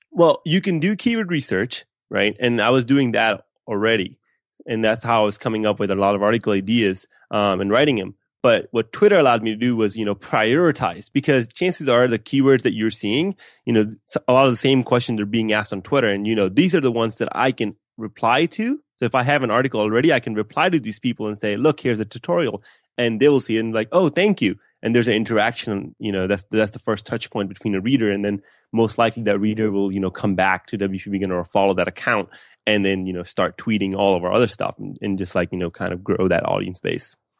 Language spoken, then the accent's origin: English; West Palm Beach, Florida, United States; also born or lived in Pakistan / Gainesville, Florida; I grew up in West Palm Beach, Florida